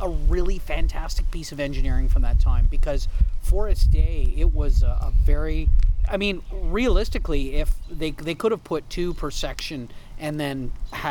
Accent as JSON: {"language": "English", "country": "Canada", "said": "as a Canadian, I don't know why, and as a French Canadian"}